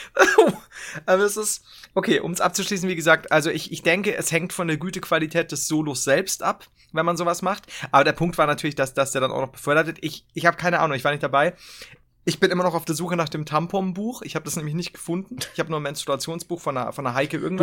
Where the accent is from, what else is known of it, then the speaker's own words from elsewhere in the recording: Bavaria, Germany; als Bayer